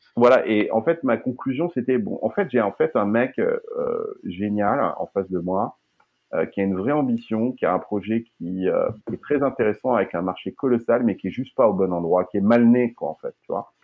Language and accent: French; Limousin, Nouvelle-Aquitaine, France; now in Silicon Valley, United States; moi, je suis du Limousin